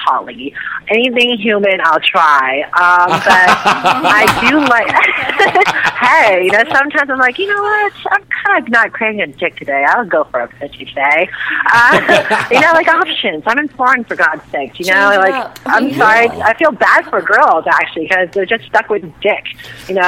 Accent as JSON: {"language": "English", "town": "San Francisco", "region": "California", "country": "United States", "tie": "born or raised there", "said": "I was living in San Francisco, which is my hometown"}